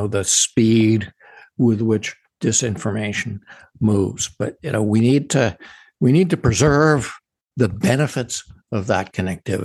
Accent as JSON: {"language": "English", "country": "United States", "said": "we as American citizens"}